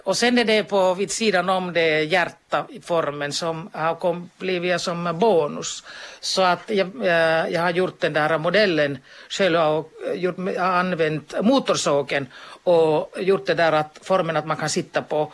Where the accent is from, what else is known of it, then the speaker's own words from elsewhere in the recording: Kemi, Lapland, Finland; moved away as an adult; also born or lived in Jyväskylä / Stockholm / Kankaanpää / Kuopio; now in Kuni, Finland; jag är född i Kemi, mina föräldrar är från Jyväskylä